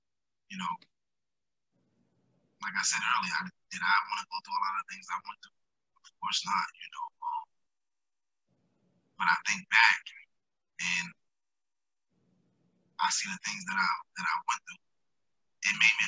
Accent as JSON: {"language": "English", "town": "Albany", "region": "New York", "country": "United States", "tie": "born or raised there", "said": "You know, definitely growing up around College Street. You know, I grew up around Z Block, so it prepared me for adulthood in a different way"}